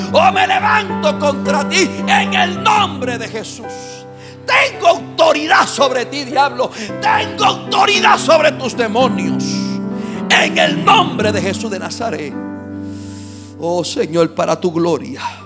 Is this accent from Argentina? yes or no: no; Puerto Rico; soy puertorriqueño de la calvita esta que está aquí hasta la planta de los pies